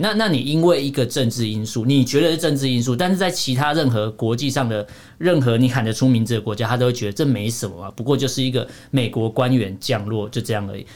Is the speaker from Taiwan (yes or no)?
yes; Taiwan; 身为台湾人三十几年